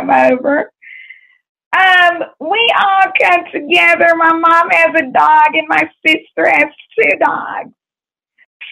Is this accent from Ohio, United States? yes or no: no; Waco, Texas, United States; moved away; also born or lived in Fort Worth, Texas; when I was growing up, I was born originally from Waco, Texas, but I came to Fort Worth in the year of 1997